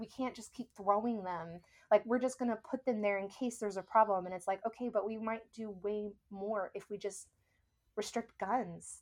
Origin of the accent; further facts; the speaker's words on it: the South, United States; now in New Orleans, United States; growing up in the South